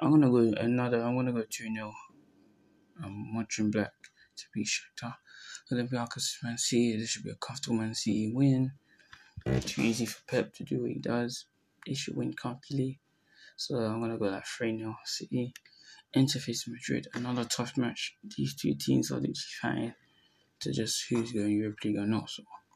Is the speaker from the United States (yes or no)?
no; Syria; Like talking about my home country, Syria, and talking about England